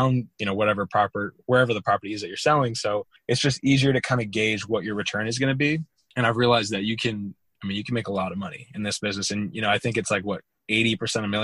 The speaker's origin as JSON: {"language": "English", "area": "Orange County", "region": "California", "country": "United States", "tie": "born or raised there", "said": "I grew up in Orange County, California, and ended up going to USC"}